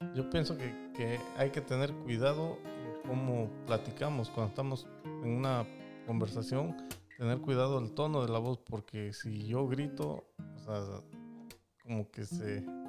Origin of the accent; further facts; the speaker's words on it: Mexico; yo soy de México